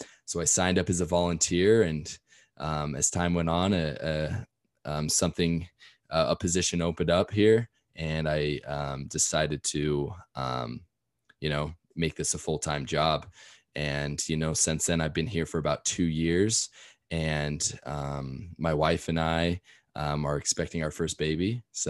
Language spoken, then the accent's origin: English; Salt Lake City, Utah, United States; So I grew up here in Salt Lake City, Utah